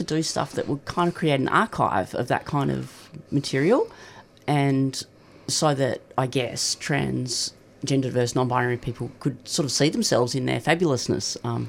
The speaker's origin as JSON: {"language": "English", "town": "Perth", "region": "Western Australia", "country": "Australia", "tie": "born or raised there", "lives_now": "Melbourne, Australia", "said": "And I grew up in Perth, and that was many years ago, and I didn't know anyone who was trans."}